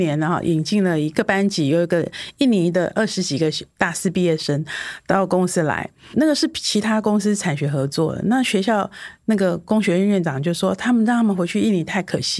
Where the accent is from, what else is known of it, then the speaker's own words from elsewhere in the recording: Taiwan; 我们台湾人